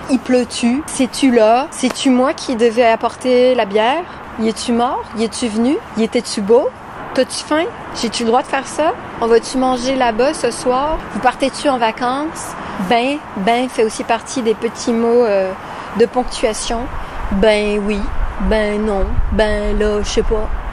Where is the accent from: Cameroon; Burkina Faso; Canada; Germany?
Canada; Montreal, Quebec; moved away as an adult; now in France; ma ville natale de Montréal au Québec, pays de froid et d'écureuils. J'ai vécu en tout 19 ans au Québec avant d'aller vivre en France